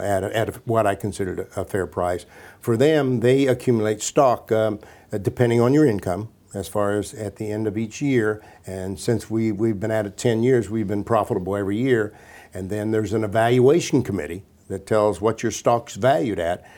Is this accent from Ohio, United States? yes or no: yes; Washington Court House, Ohio, United States; also born or lived in Columbus, Ohio; I'm a kid from Washington Courthouse, Ohio